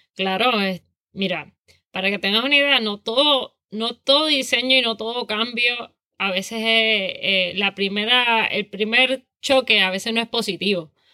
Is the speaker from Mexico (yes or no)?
no; Toa Baja, Puerto Rico; also born or lived in San Juan, Puerto Rico / Savannah, United States; nací en San Juan, criada en Toa Baja